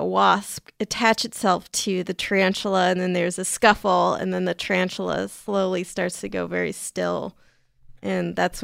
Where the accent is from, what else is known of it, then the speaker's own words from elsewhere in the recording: San Diego, California, United States; They're even in San Diego, California, which is my hometown.